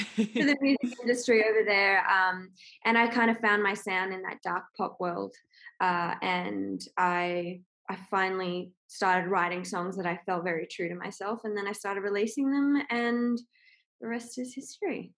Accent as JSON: {"language": "English", "town": "Sydney", "region": "New South Wales", "country": "Australia", "tie": "born or raised there", "also_born_or_lived": "Los Angeles", "moved": "as an adult", "said": "I'm from Northern Beaches"}